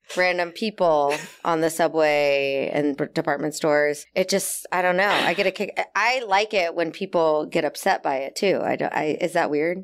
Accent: Texas, United States; moved away as an adult; now in New York, United States; I had a pretty stereotypical Texas upbringing

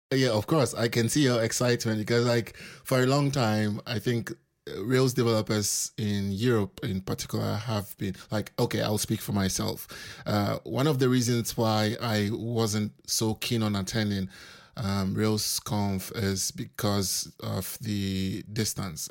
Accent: Accra, Greater Accra, Ghana; moved away as an adult; now in Wrocław, Poland; I'm originally from Accra, Ghana

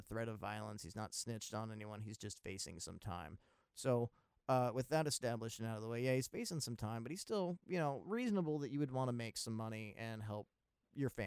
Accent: Maryland, United States; I'm from Maryland.

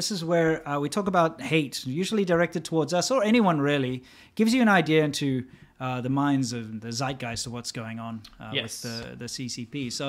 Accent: South Africa; now in United States; I'm South African, West African.

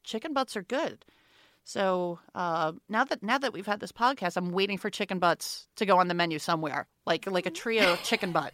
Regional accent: New York, United States; I grew up in New York. I grew up in Brooklyn

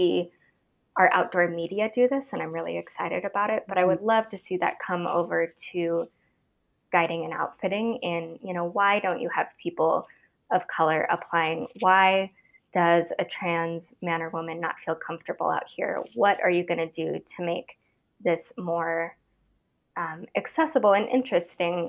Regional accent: Idaho, United States; I'm from Idaho, born and raised.

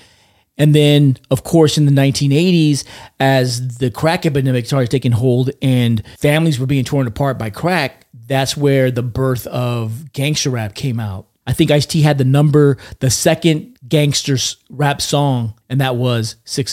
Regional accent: California, United States; I grew up in California, and where I grew up, there was one radio station that played hip hop on Sundays

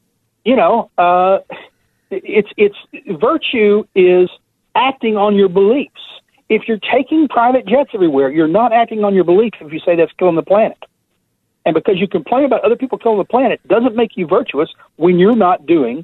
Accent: Texas, United States; I'm from Texas

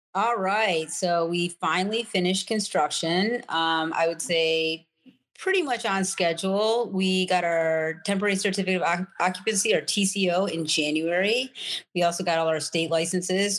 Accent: New York City, New York, United States; now in Colorado, United States; I grew up in New York City. Um, I came to Colorado in 1998

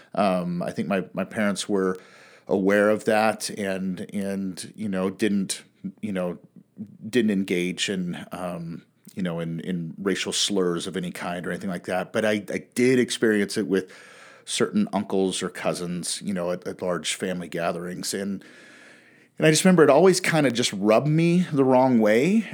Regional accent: Pacific Northwest, United States; also born or lived in Western United States; I was born and raised in the Pacific Northwest

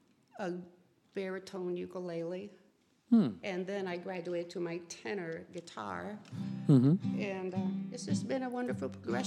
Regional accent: Northwest Ohio, United States; I grew up in Northwest Ohio

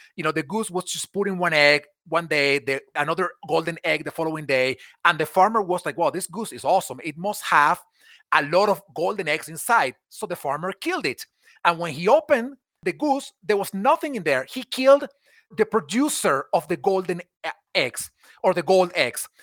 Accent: Venezuela; moved away as an adult; now in United States; I was born in Venezuela, in South America, and I grew up there. I moved to the U S in, in two thousand eleven

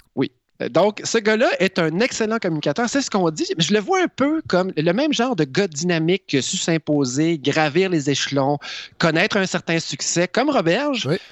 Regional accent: Quebec, Canada; Je suis un vrai Québécois moyen

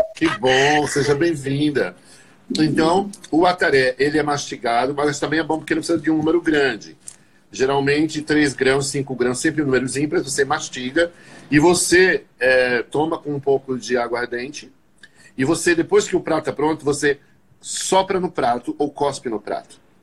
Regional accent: Northeast Region, Brazil; eu sou nordestino

